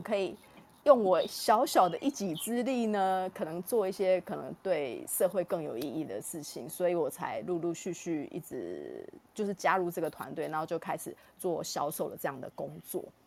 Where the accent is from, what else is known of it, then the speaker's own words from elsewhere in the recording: Taiwan; 这个故事对于我们台湾人的每一个人都是有价值的